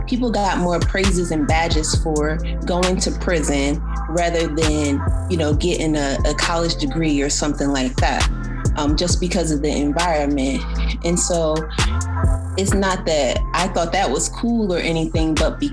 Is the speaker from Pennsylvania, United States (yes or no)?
no; New Jersey, United States; I grew up in New Jersey